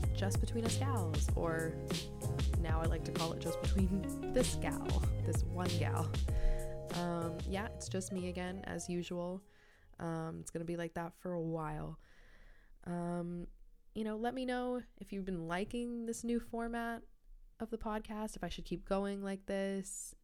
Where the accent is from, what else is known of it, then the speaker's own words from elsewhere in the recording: Canada; I'm from Canada